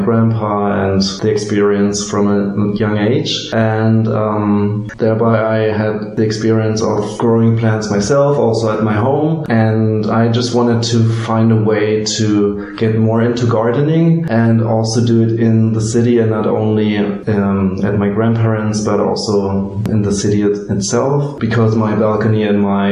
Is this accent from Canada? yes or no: no; Berlin, Germany; I grew up here in Berlin, I just approached my old schools